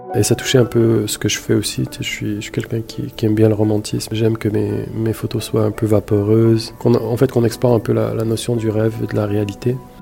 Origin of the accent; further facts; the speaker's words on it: Montreal, Quebec, Canada; also born or lived in Marrakesh, Morocco; Je suis né à Marrakech, au Maroc, porte du désert, superbe ville, Marrakech. Euh, je suis arrivé ici à Montréal quand j'avais 5-6 ans, directement à Saint-Léonard, dans l'est de la ville